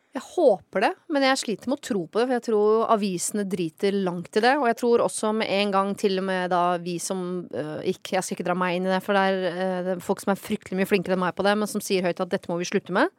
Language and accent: Norwegian; Oslo, Norway; Jeg er jo født i Oslo sentrum. Ja. ja jeg ble født i Trollhald Meyers gate og har bodd eh, meget sentrumsnært eh, store deler av mitt liv